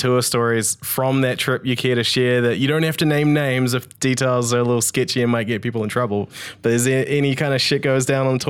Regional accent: Tauranga, Bay of Plenty, New Zealand; Growing up in Tauranga, didn't have ice, so I played field

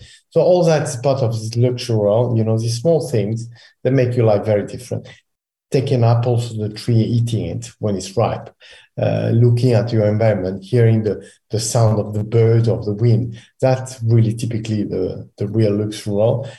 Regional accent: Pézenas, Occitania, France; Pézenas, my hometown where I was born, actually.

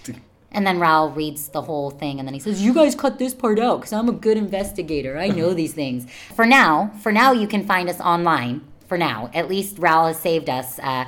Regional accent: United Kingdom; I'm not Mexican. I'm British.

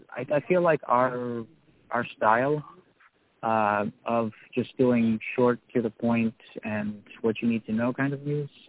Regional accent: New York, United States; now in Kyiv, Ukraine; I was I was born in Kiev and I grew up in New York

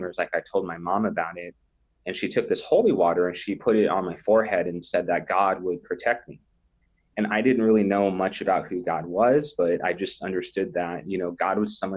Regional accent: North Platte, Nebraska, United States; I grew up in North Platte, Nebraska, which is in the western side of the state, kind of a smaller country town.

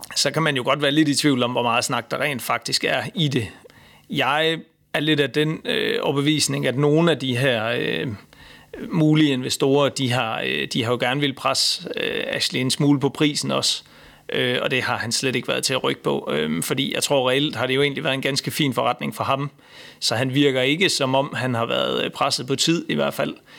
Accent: Denmark; som dansker

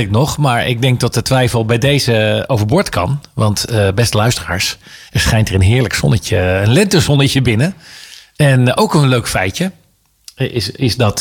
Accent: The Hague, South Holland, Netherlands; ik ben Hagenees. Ik ben in Haag geboren.

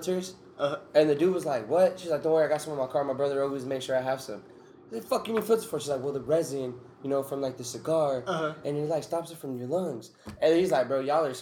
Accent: New York, United States; now in Arizona, United States; I'm from New York.

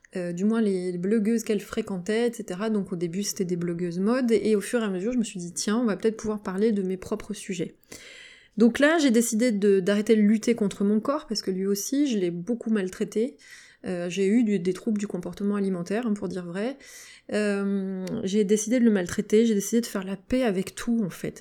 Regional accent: Valence, Auvergne-Rhône-Alpes, France; now in Lyon area, France; je vis en région lyonnaise, je suis originaire de Valence, dans la Drôme

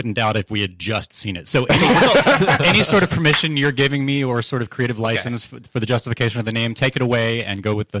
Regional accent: Orlando, Florida, United States; Yes, I went to high school in Orlando, Florida

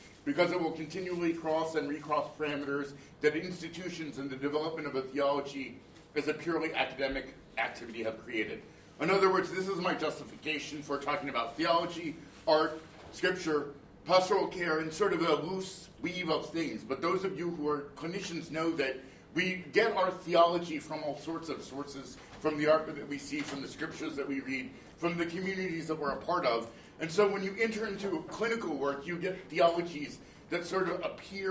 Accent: Raleigh, North Carolina, United States; I grew up in Raleigh

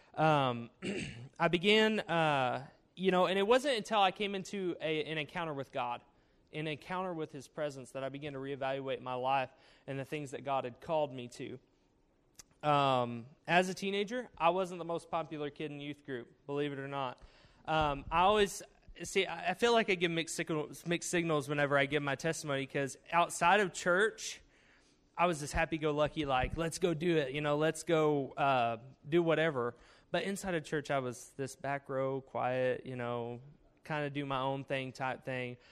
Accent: Cedarville, Arkansas, United States; I am from Arkansas, Cedarville, Arkansas, with a population of under uh, 2,000, uh, 1,333 people to be exact. So it's a small town, uh, small town school, graduated with a class of 52

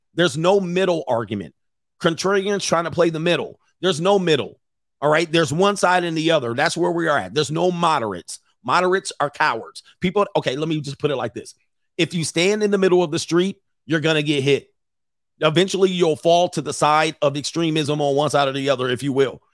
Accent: California, United States; I'm from California.

